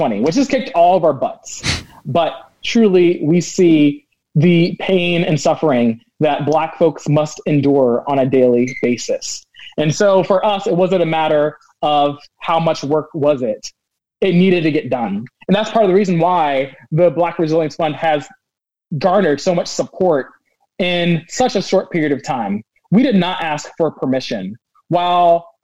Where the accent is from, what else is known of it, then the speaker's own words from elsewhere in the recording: Northern Virginia, United States; moved away as an adult; also born or lived in Oregon; now in Portland, United States; originally I was raised in Northern Virginia.